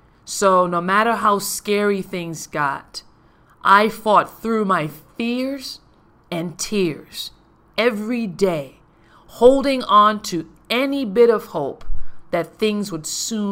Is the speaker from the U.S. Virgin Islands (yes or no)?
yes; Paradise, U.S. Virgin Islands; I was born and raised in Paradise, St. Thomas, U.S. Virgin Islands.